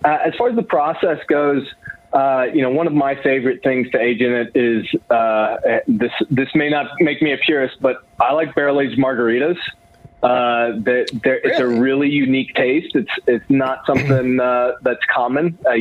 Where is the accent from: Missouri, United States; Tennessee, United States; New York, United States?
Tennessee, United States; Knoxville; I'm from Tennessee.